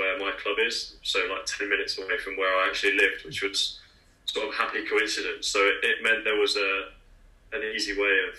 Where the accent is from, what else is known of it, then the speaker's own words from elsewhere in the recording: Lincolnshire, East Midlands, United Kingdom; moved away; also born or lived in Worcestershire; I was from Lincolnshire originally, where there's no first class county around.